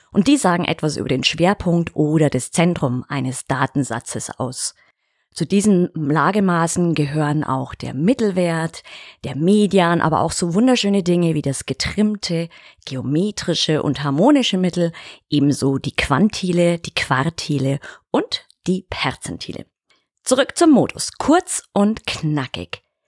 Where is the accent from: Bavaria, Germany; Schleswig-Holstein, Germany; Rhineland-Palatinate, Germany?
Bavaria, Germany; Bavarian Alpine foothills, Germany; in meine Heimat, ins bayerische Voralpenland